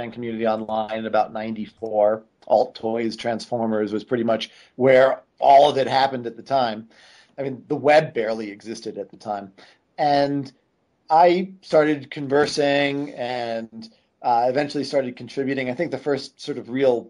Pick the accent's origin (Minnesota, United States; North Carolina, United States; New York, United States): New York, United States; North Babylon; I grew up in North Babylon, New York